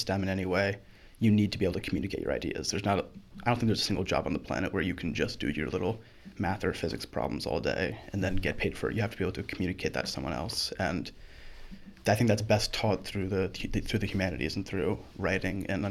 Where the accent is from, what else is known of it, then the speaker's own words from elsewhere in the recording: Baltimore, Maryland, United States; also born or lived in Timonium, Maryland; I grew around this area